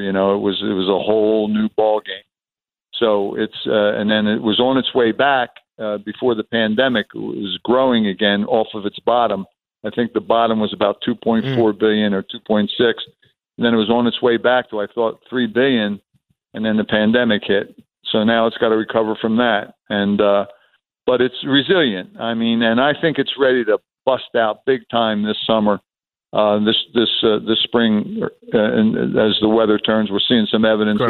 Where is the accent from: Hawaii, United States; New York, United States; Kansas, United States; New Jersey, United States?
New Jersey, United States; Atlantic City; moved away as an adult; also born or lived in Chicago / New England; I'm born and raised in Atlantic City